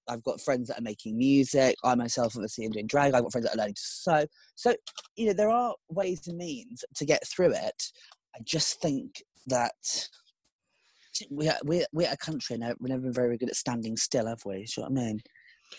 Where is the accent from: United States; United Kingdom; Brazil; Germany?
United Kingdom; we as the British